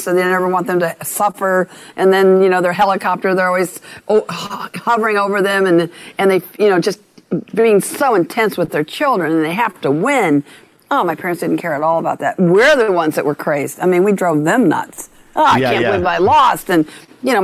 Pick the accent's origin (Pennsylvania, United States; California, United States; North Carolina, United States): California, United States; Long Beach; I grew up in Long Beach, California